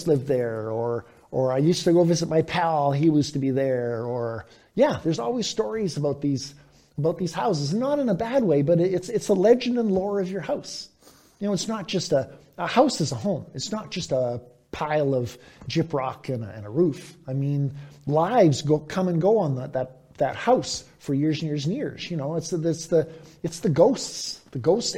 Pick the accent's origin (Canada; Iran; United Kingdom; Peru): Canada; Victoria, British Columbia; also born or lived in Vancouver; I grew up in Victoria and also lived for years in Vancouver